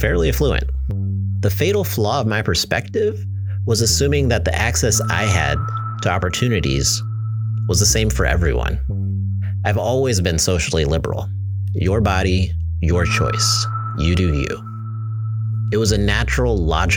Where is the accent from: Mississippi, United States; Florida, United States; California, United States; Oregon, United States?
California, United States; Southern; I grew up in Southern California, which for the most part is very liberal